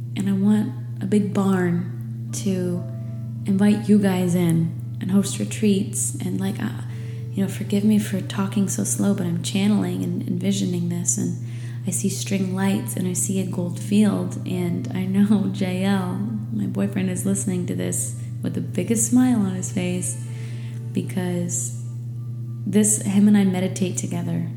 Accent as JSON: {"language": "English", "region": "New England", "country": "United States", "tie": "born or raised there", "moved": "as an adult", "lives_now": "Florida Keys, United States", "said": "I was growing up in New England where it gets dark at 4 p.m."}